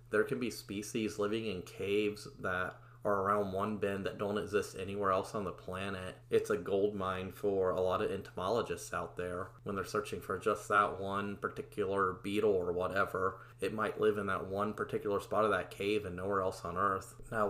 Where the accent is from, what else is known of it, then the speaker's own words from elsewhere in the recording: Ohio, United States; And actually, in my home state, in the city of Hamilton, Ohio, there's even a monument to him and his ideas.